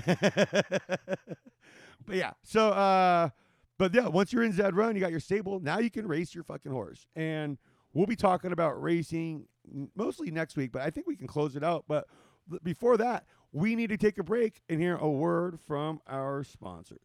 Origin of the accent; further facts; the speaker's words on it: Whittier, California, United States; moved away; in Whittier, where I grew up